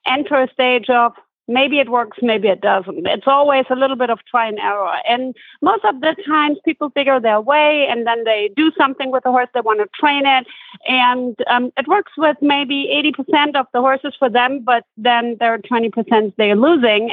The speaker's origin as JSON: {"language": "English", "country": "Germany", "tie": "born or raised there", "said": "I grew up born and raised in Germany."}